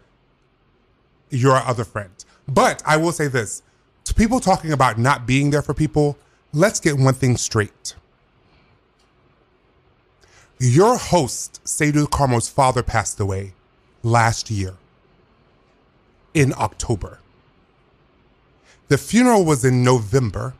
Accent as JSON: {"language": "English", "region": "the South", "country": "United States", "said": "I'm from the South."}